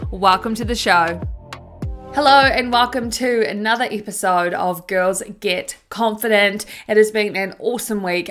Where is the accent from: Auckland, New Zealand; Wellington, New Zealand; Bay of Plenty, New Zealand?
Bay of Plenty, New Zealand; Tauranga; When I was a teenager growing up in Tauranga, New Zealand